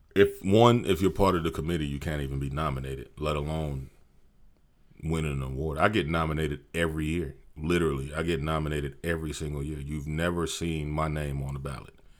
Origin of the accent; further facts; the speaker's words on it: Maryland, United States; moved away as an adult; now in Austin, United States; I'm originally from Maryland.